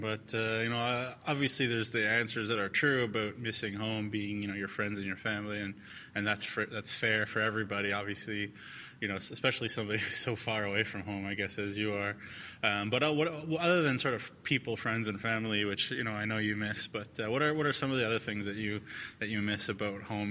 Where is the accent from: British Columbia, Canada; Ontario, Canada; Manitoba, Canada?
Ontario, Canada; Toronto; moved away; I'm, a, I'm from Toronto myself